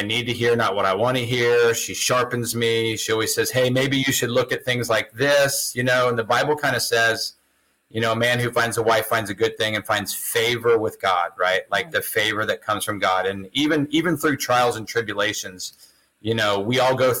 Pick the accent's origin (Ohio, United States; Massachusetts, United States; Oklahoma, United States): Ohio, United States; Lancaster; moved away as an adult; now in Florida, United States; I grew up in a little town, Lancaster, Ohio